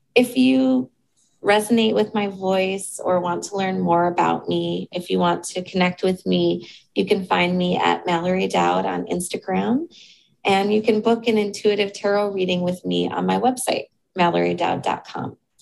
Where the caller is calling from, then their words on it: Seoul, South Korea; I'm calling in from Seoul, South Korea.